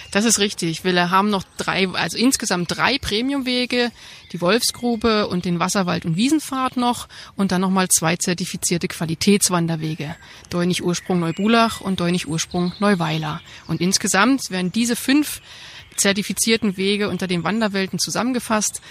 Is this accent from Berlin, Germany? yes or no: yes; Berlin, Germany; moved away as an adult; also born or lived in Eberswalde; now in Bad Teinach-Zavelstein, Germany; Ich bin äh, waschechte Berlinerin und habe in Eberswalde sogar studiert